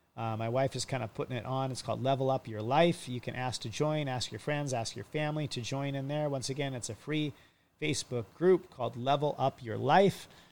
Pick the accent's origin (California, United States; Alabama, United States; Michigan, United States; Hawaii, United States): Hawaii, United States; I'm a kid from Hawaii for 30 plus years of my life